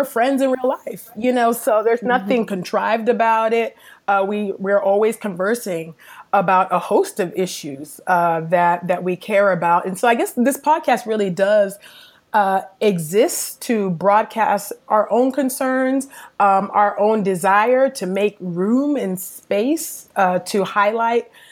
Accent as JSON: {"language": "English", "area": "the Bay Area", "region": "California", "country": "United States", "also_born_or_lived": "Los Angeles", "moved": "as an adult", "lives_now": "Philadelphia, United States", "said": "I am originally from California, the Bay Area to be exact"}